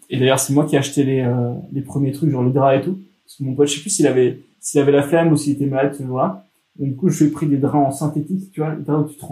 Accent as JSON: {"language": "French", "country": "France", "said": "tu te rends compte que nous, en tant que Français, on est des latins."}